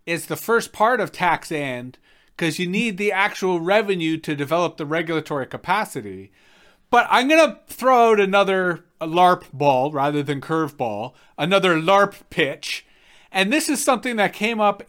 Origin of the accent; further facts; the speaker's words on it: Canada; as Canadians